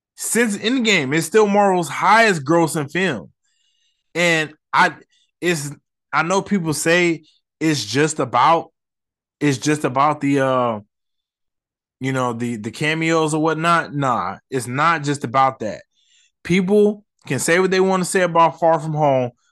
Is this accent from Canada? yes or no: no; Las Vegas, Nevada, United States; I'm not from New York, I'm from Vegas